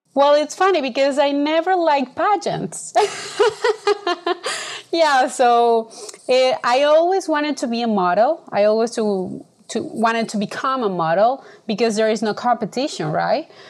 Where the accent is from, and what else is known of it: Venezuela; born or raised there